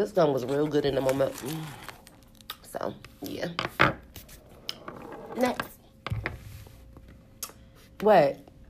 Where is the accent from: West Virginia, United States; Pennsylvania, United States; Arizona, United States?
Pennsylvania, United States; Philadelphia; 215. Remember, I'm from Philly.